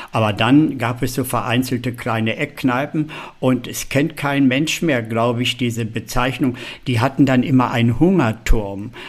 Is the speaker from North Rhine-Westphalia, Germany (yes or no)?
no; Hanover, Lower Saxony, Germany; ja gut, ich komme aus Hannover, aber da war ja auch nicht viel los zu der Zeit